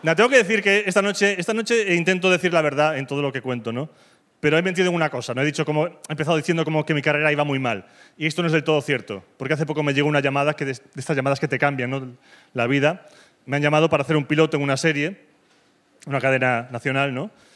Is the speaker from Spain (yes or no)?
yes; Galicia, Spain; now in Madrid, Spain; Soy gallego